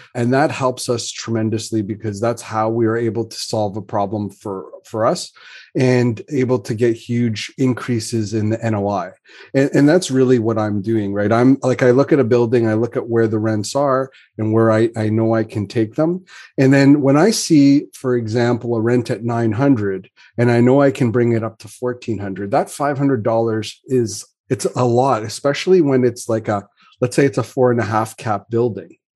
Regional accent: Canada; as a Canadian

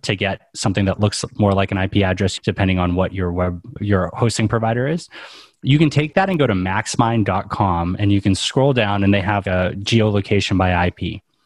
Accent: New England, United States; I grew up in New England

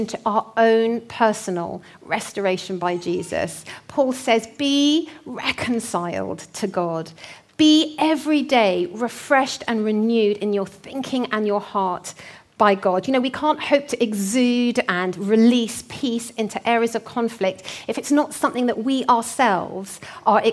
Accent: North Hertfordshire, East of England, United Kingdom; accent: North Hertfordshire; my North Hertfordshire accent

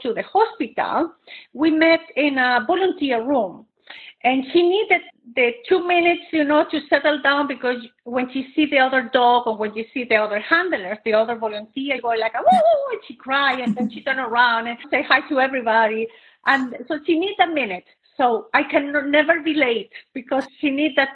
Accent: Chile; moved away as an adult; now in Katy, United States; I'm originally from Chile

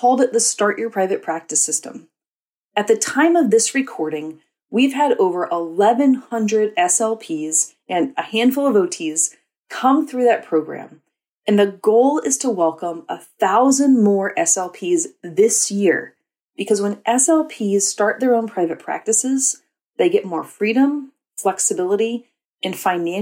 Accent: New Orleans, Louisiana, United States; I'm from New Orleans

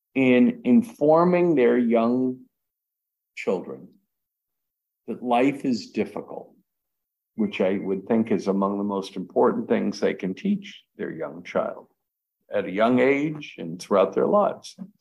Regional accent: United States; I'm an American. I was born in America

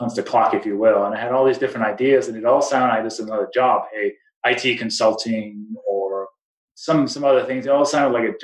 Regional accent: Denmark; English is a second language; also born or lived in East Coast, United States / New Mexico, United States; now in Colorado, United States; as people may recognize from my name and my accent, I wasn't born in the U.S. I came from Denmark, been here since 1996

